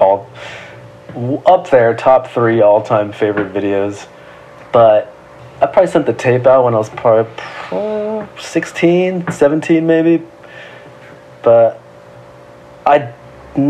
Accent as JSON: {"language": "English", "area": "San Gabriel Valley", "region": "California", "country": "United States", "tie": "born or raised there", "said": "I grew up just all over the San Gabriel Valley. It's like a little bit east"}